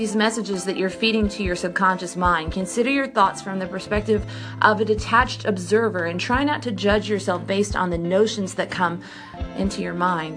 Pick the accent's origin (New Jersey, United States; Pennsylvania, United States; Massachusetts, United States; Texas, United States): Texas, United States; Brenham; I'm from Brenham, Texas